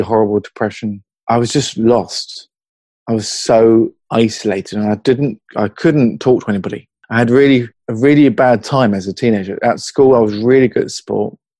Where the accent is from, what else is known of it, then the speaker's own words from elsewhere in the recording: Hertfordshire, East of England, United Kingdom; accent: British; now in Newcastle, United Kingdom; I'm in Newcastle, but my uh, my accent's from Hertfordshire originally